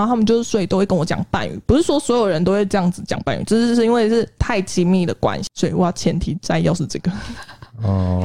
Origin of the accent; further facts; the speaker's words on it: Taiwan; moved away as an adult; also born or lived in South Korea; 我是台湾人